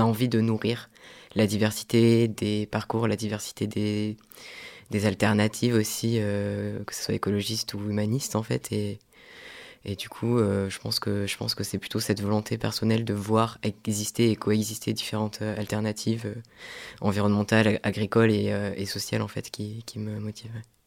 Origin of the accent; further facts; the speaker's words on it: south of France, France; moved away; je suis originaire du sud de la France